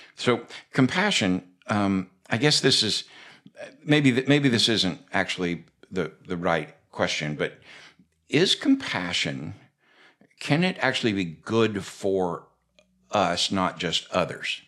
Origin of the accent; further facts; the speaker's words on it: Florida, United States; when I was a kid growing up in Florida